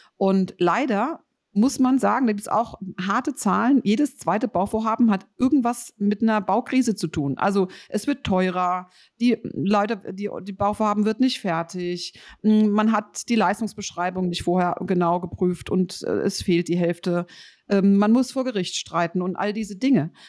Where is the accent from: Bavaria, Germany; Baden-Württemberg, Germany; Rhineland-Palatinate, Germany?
Rhineland-Palatinate, Germany; Rhenish Hesse; ich komme aus Rheinhessen